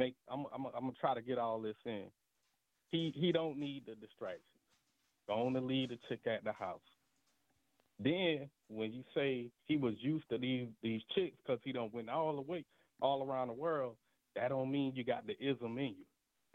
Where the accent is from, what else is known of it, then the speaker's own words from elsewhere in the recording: the South, United States; I'm from the South, baby, man. It ain't nothing but a lot of strong pimping down here.